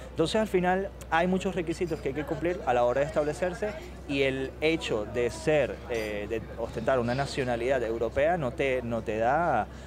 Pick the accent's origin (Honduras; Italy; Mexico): Italy; Spanish is a second language; No, yo como italiano tuve que cumplir ciertos requisitos.